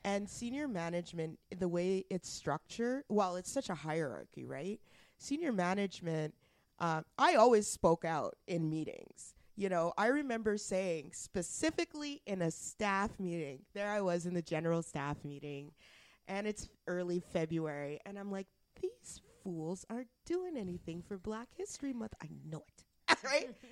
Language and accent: English; Alberta, Canada; now in Ottawa, Canada; I'm from I'm from Alberta